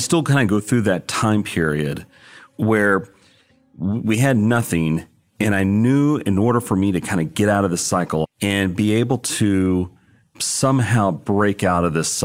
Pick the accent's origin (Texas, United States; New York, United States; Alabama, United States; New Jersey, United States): Texas, United States; Odessa; moved away as an adult; Growing up in Odessa